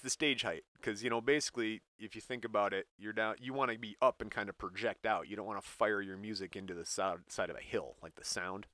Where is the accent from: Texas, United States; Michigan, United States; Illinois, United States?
Michigan, United States; we're from Michigan